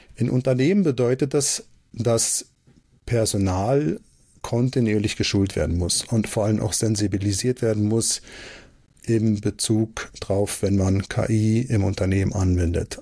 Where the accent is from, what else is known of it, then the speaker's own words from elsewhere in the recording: Switzerland; ich komme aus der Schweiz